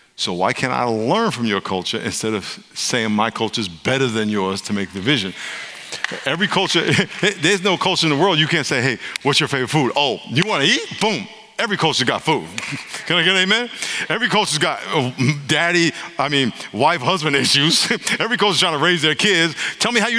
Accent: New York, United States; now in California, United States; I live in California now, but I'm from New York. I grew up in New York

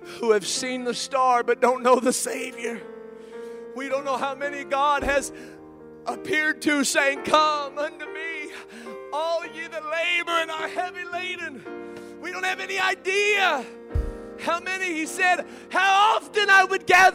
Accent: Kokomo, Indiana, United States; at my hometown in Kokomo, Indiana

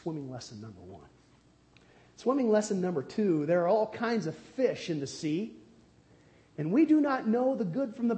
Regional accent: United States; growing up near the Bonneville Dam on the Columbia River

